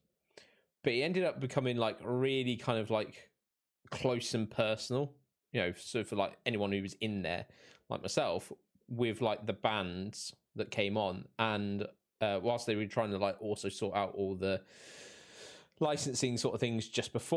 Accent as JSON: {"language": "English", "town": "Reading", "region": "South East England", "country": "United Kingdom", "moved": "yes", "said": "I'm from Reading originally in the UK"}